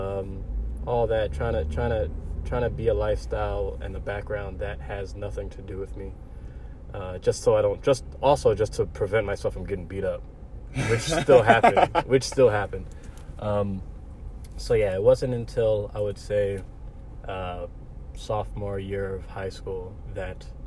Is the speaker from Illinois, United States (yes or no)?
yes; Chicago, Illinois, United States; I was born here in Chicago, and my family was born in South Africa